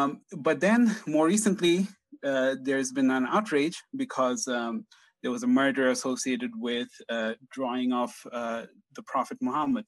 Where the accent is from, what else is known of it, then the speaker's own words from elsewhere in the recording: Bangladesh; I'm from Bangladesh